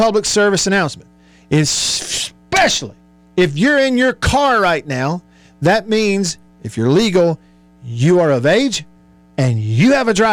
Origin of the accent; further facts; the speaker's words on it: Tupelo, Mississippi, United States; In my hometown, the beautiful city of Tupelo, Mississippi.